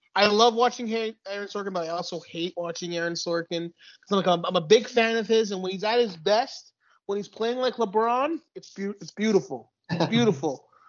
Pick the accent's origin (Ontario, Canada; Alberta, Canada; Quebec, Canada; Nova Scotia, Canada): Quebec, Canada; Laval; also born or lived in Dollard-des-Ormeaux; my one of some of my youngest memories are you know 1996 95 whatever the referendum we're yeah. living in we're living in laval at the time